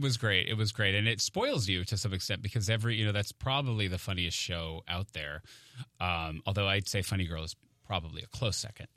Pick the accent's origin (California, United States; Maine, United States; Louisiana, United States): Maine, United States; moved away as an adult; now in New York, United States; I grew up in Maine